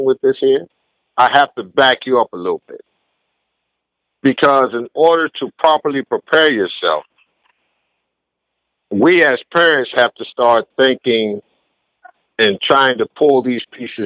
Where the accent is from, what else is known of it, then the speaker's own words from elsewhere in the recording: New Haven, Connecticut, United States; moved away; when I grew up in New Haven, there was only three high schools